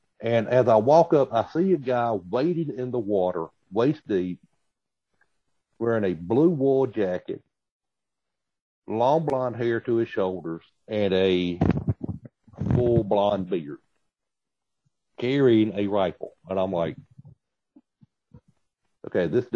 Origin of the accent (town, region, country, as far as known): the South, United States; accent: Southern